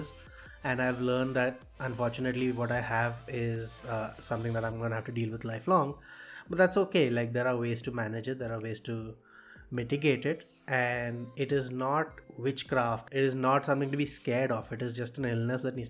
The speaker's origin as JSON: {"language": "English", "town": "Kolkata", "region": "West Bengal", "country": "India", "said": "I'm from Calcutta"}